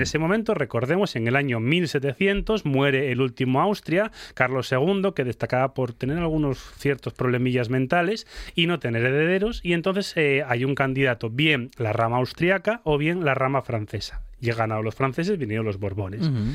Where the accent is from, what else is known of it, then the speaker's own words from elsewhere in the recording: Spain; fuimos los españoles